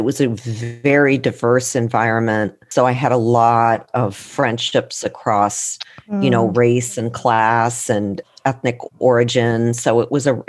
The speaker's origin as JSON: {"language": "English", "region": "Minnesota", "country": "United States", "tie": "born or raised there", "also_born_or_lived": "Britain / Pennsylvania / California", "moved": "as an adult", "said": "I grew up mostly in Minnesota from second grade through, you know, the end of high school"}